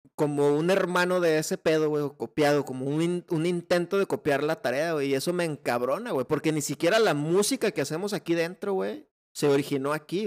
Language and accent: Spanish; Mexico; uno como mexicano